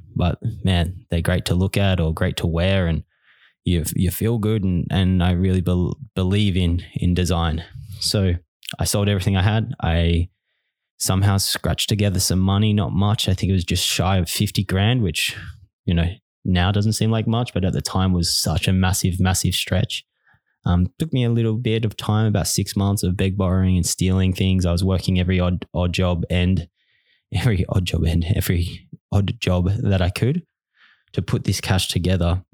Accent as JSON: {"language": "English", "town": "Bunbury", "region": "Western Australia", "country": "Australia", "tie": "born or raised there", "moved": "as an adult", "lives_now": "Melbourne, Australia", "said": "I was born in Bunbury, Western Australia"}